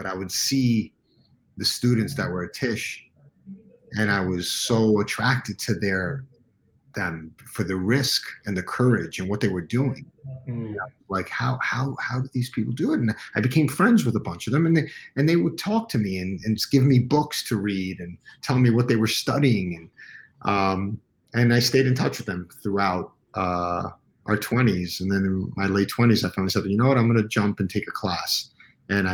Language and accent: English; New York City, New York, United States; I grew up uptown Manhattan in Washington Heights